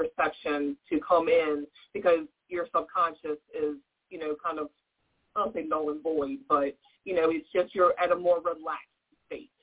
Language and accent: English; Virginia, United States; I was born and raised here in Virginia. I've never moved. I've never lived anywhere else